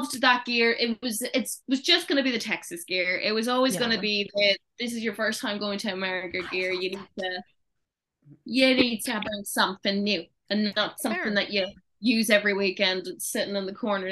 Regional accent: Ireland; moved away as an adult; now in United Kingdom; I'm coming from Ireland.

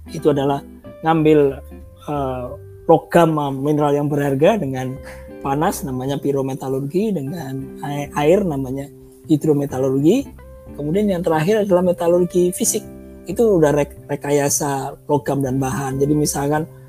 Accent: Surabaya, East Java, Indonesia; moved away as an adult; also born or lived in Bandung; aku orang Surabaya, Surabaya rumahnya dekat uh, eh, Wonokromo, dekat terminal

